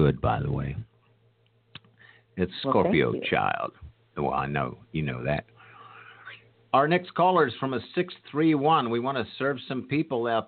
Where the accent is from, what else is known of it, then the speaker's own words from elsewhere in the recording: Columbus, Ohio, United States; now in Dallas, United States; I grew up in Columbus